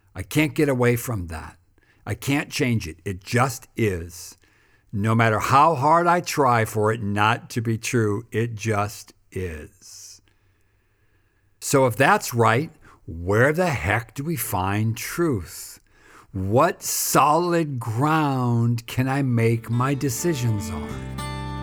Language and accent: English; United States; when I was growing up in America